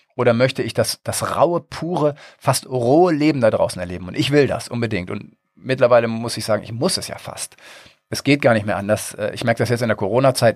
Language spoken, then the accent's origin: German; Northern Germany, Germany; bin ja Norddeutscher